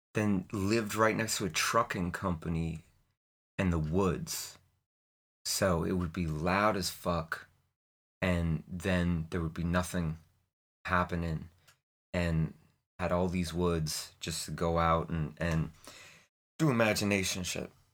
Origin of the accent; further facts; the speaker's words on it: Portland, Maine, United States; I was born in Portland, Maine in nineteen seventy-seven